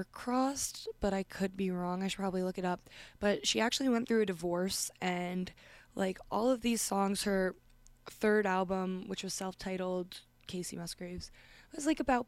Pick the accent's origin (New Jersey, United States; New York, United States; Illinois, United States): New York, United States; Westchester; I hail from Westchester, New York